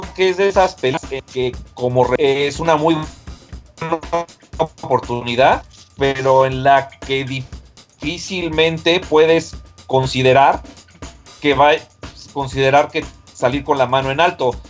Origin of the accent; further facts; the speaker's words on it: Mexico; como mexicanos